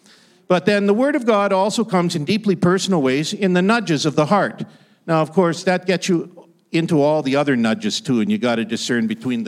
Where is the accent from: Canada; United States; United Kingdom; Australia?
Canada; Ottawa Valley; I grew up in the Canadian Shield. If you travel the Ottawa Valley, it's the land of the great pine tree.